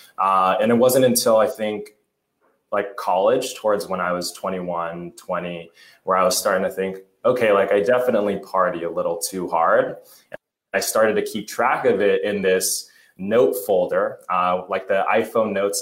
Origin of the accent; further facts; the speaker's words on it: Laguna Beach, California, United States; Orange County, Laguna Beach area